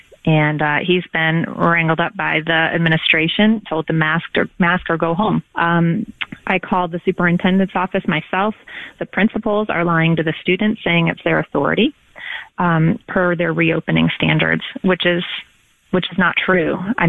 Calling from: Georgia, United States; I am calling from Georgia, where we're a bit free, and I'm a homeschool mom

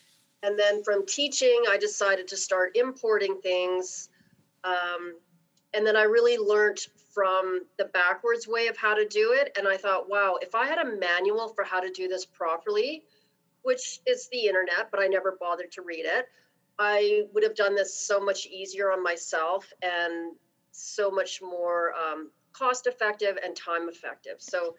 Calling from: Calgary, Alberta, Canada; I'm calling from Calgary.

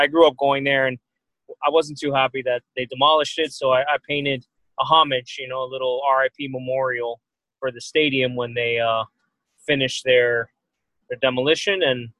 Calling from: Miami, Florida, United States; I'm live from Miami, Florida. I'm actually in the West Miami neighborhood of Miami, Florida right now, but yeah, I'm in the 305, the Rock Bottom.

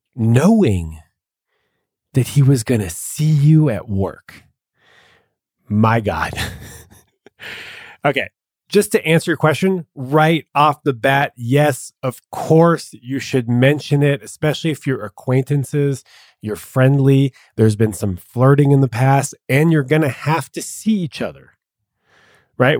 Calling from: Dallas, Texas, United States; calling from Dallas.

